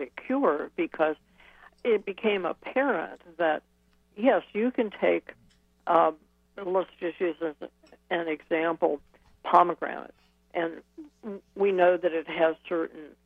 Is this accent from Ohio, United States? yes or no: yes; Ohio, United States; moved away; also born or lived in Wisconsin; I came from Ohio